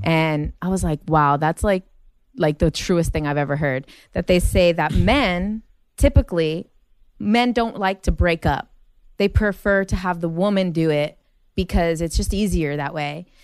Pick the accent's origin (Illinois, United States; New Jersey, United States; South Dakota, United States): New Jersey, United States; Jersey City; moved away as an adult; now in Los Angeles, United States; we grew up in Jersey City